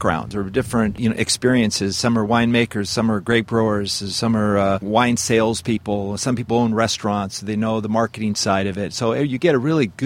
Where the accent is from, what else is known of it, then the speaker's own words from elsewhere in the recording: Southern California, United States; I born and raised in California, Southern California, and I grew up here